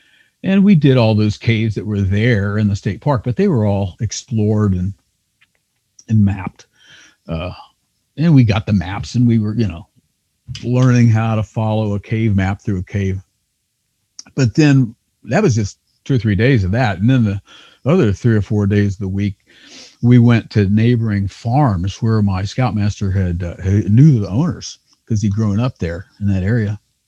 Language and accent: English; Kentucky, United States; where I grew up in Northern Kentucky, I know there's caves on farms that were neighbors that I don't think anybody's explored.